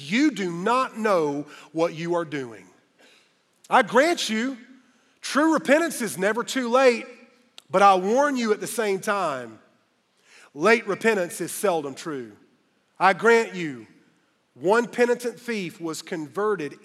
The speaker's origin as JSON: {"language": "English", "town": "Greenville", "region": "South Carolina", "country": "United States", "tie": "born or raised there", "said": "Greenville, my hometown"}